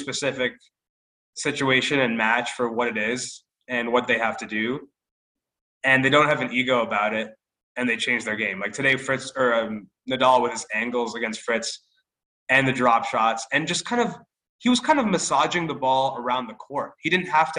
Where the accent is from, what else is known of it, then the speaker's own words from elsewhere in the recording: United States; as American tennis fans